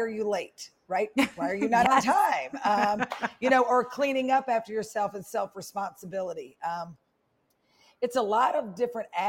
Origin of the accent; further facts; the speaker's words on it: Memphis, Tennessee, United States; moved away as an adult; also born or lived in Indianola, Mississippi / New Orleans, Louisiana; now in Atlanta, United States; So we moved to Memphis in third grade.